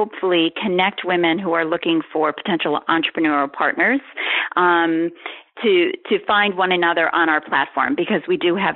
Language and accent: English; Ohio, United States; now in New York, United States; I grew up in Ohio